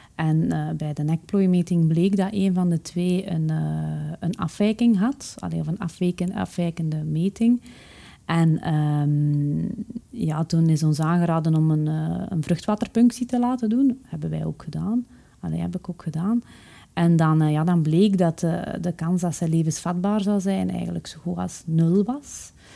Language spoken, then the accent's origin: Dutch; Haasdonk, Flanders, Belgium; ik ben opgegroeid in Haasdonk, een, eh, een gehucht in het Waasland